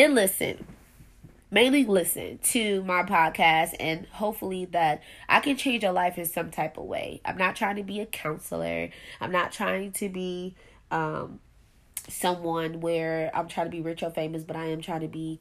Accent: Buffalo, New York, United States; I am from Buffalo, New York.

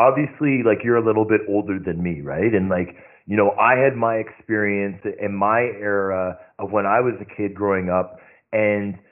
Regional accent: Toronto, Ontario, Canada; I grew up in Scarborough

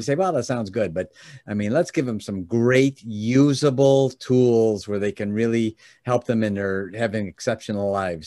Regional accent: Oak Brook, Illinois, United States; now in Michigan, United States; I was born and raised in the Chicagoland area, Oldbrook specifically

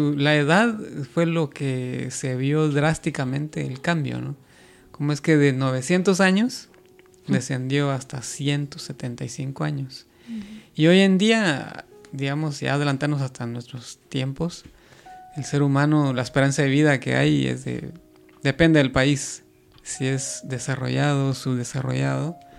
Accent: Guatemala; yo que soy de Guatemala

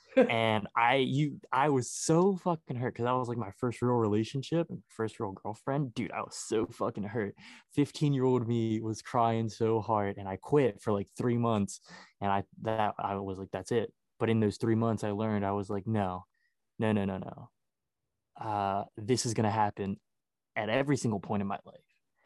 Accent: Baltimore, Maryland, United States; I'm from Baltimore, Maryland.

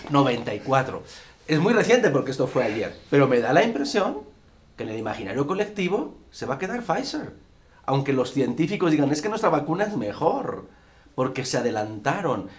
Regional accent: Spain; En mi país, en España

